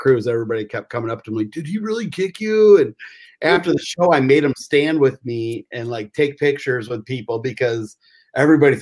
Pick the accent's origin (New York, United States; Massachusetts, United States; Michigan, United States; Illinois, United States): Michigan, United States; I'm from Michigan